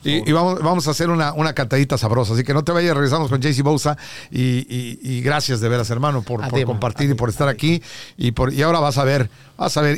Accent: Mexico; now in Los Angeles, United States; yo que soy de México

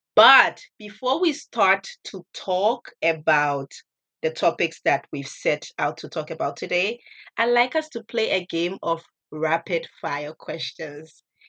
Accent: Liberia; now in Beppu, Japan; I come from Liberia, and I'm currently a fourth semester student here at APU.

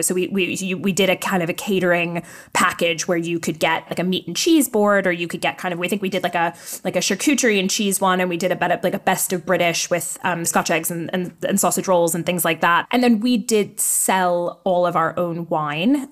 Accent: New York, United States; now in London, United Kingdom; I'm from New York

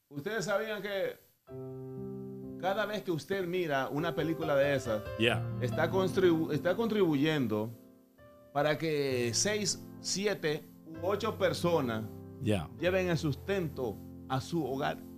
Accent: Honduras; moved away; Cuando yo llegué de Honduras hace 17 años, yo quería ser actor.

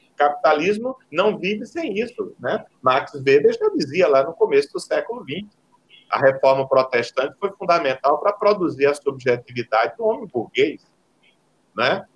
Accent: Northeast Region, Brazil; accent: Nordestino; o nosso sotaque é um sotaque de segunda categoria

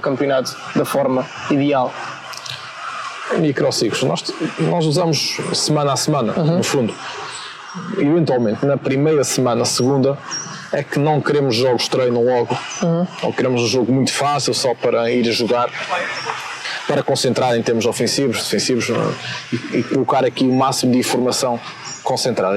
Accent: Vila Pouca de Aguiar, Norte, Portugal; eu sou de Sabroso e Guiar, uma aldeia no, no concelho de Vila Pouca, distrito de Vila Real

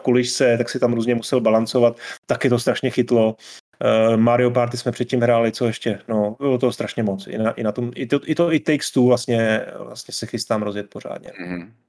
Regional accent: Czechia; tady u nás v Čechách

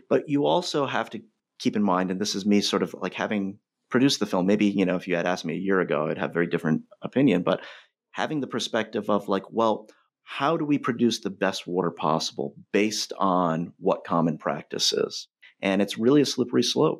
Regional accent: North Providence, Rhode Island, United States; as an outsider growing up in North Providence

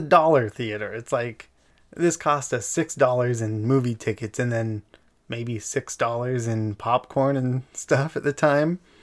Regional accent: Eagle Mountain, Utah, United States; We grew up in Eagle Mountain for a, a large part of our life.

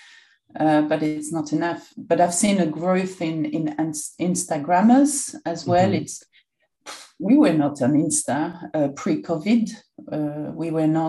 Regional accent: Bourg-en-Bresse, Auvergne-Rhône-Alpes, France; English is a second language; moved away as an adult; also born or lived in Saint-Vallier, Burgundy; now in London, United Kingdom; that's where I come from, you know, I was brought up there

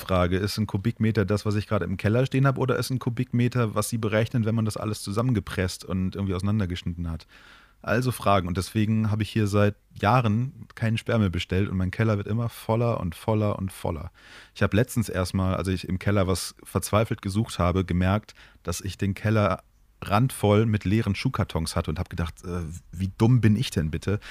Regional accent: Moers, North Rhine-Westphalia, Germany; früher als Kind in der Stadt, in der ich groß geworden bin, in Mörs

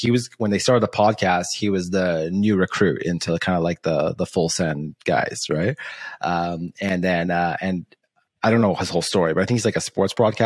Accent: Canada; I'm Canadian

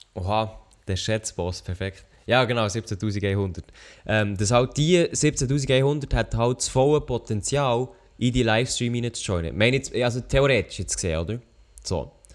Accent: Switzerland; als Schweizer YouTuber

